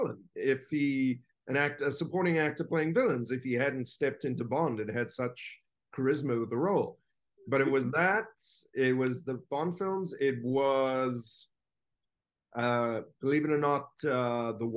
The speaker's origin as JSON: {"language": "English", "country": "South Africa", "tie": "born or raised there", "said": "I grew up in South Africa"}